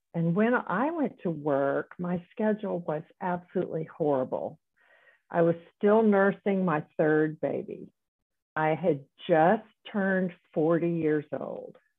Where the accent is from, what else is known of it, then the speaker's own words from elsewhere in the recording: South Carolina, United States; moved away as an adult; also born or lived in Dallas, Texas / Houston, Texas; I grew up in South Carolina and went to medical school there, but then went to Dallas for training and Houston for more training